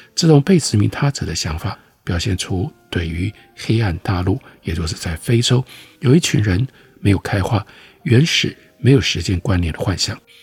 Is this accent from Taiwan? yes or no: yes; Taiwan; 我们台湾人